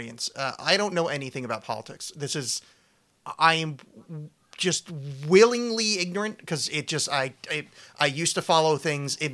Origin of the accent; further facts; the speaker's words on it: United States; I'm from America